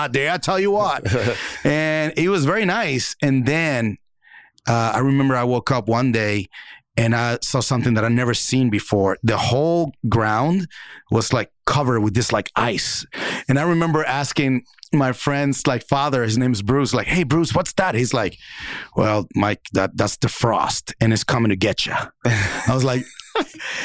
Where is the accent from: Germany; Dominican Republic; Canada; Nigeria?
Dominican Republic; born or raised there; moved away